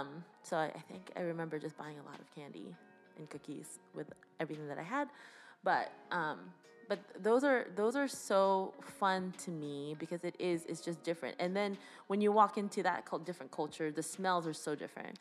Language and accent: English; Canada; we are a British colony